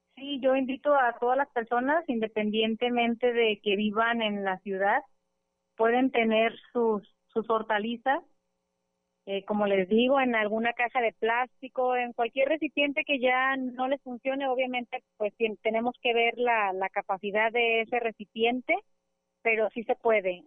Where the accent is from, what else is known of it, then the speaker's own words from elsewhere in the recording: El Grullo, Jalisco, Mexico; soy de aquí del Grullo, aquí vivo en el Grullo